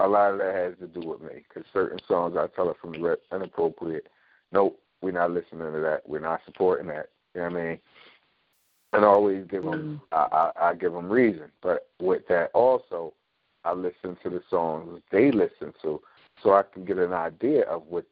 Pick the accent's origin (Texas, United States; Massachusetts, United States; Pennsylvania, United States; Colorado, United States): Pennsylvania, United States; Philadelphia; growing up in North Philly, I take my children down there